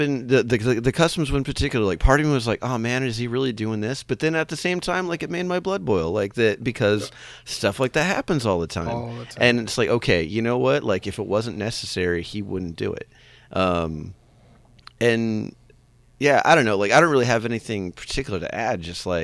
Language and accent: English; Los Angeles, California, United States; I grew up in the Los Angeles area